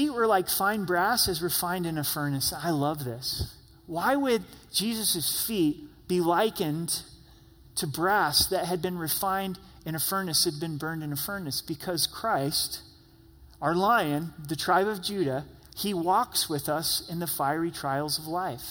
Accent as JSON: {"language": "English", "region": "Southern Oregon", "country": "United States", "tie": "born or raised there", "said": "I grew up in Southern Oregon."}